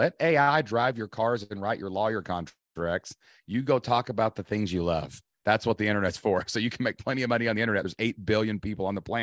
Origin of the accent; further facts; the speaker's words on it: Kentucky, United States; I'm from Kentucky